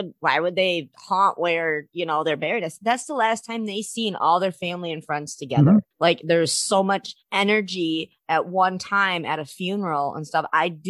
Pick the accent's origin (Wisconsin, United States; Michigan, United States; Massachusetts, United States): Michigan, United States; I'm from Michigan.